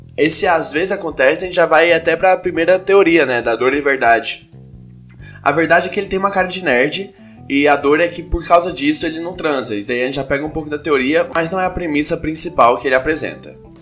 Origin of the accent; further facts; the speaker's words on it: Goiânia, Goiás, Brazil; now in São Paulo, Brazil; eu sou de Goiânia